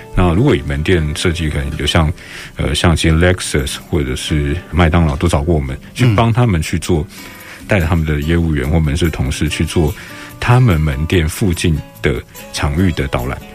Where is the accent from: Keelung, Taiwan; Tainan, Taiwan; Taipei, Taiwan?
Taipei, Taiwan; 因为我在大稻城出生长大，嗯，嗯。我们家族也在大稻城住了好几代了